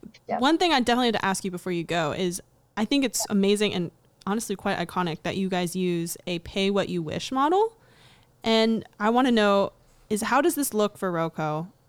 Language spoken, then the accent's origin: English; San Antonio, Texas, United States; moved away; I grew up in Texas, and I lived in San Antonio